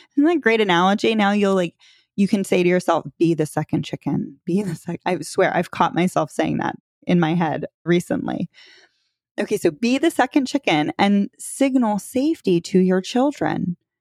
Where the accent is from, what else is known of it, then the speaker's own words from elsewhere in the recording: Florida, United States; moved away as an adult; also born or lived in North Carolina; my husband and I moved back to Florida. We're from Florida